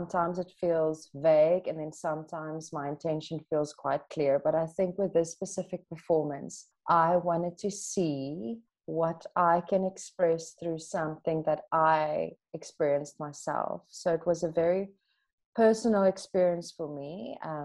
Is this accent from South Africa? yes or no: yes; Standerton, Mpumalanga, South Africa; moved away as an adult; also born or lived in Stellenbosch; now in Cape Town, South Africa; I grew up in a little dorpie in Standerton, Mpumalanga